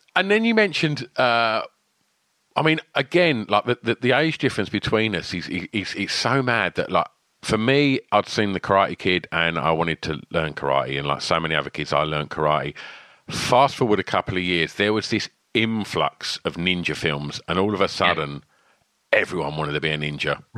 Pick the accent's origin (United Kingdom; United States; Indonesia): United Kingdom; Essex, East of England; my hometown in Essex